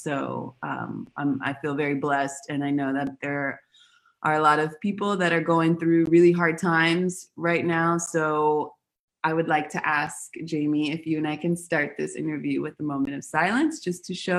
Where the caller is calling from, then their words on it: Buenos Aires, Argentina; So I'm calling from Argentina. I'm in Buenos Aires right now.